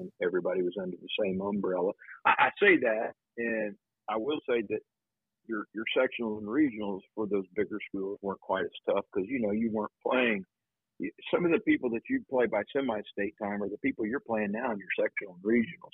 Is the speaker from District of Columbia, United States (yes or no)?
no; Anderson, Indiana, United States; now in New Albany, United States; I grew up in Anderson, Indiana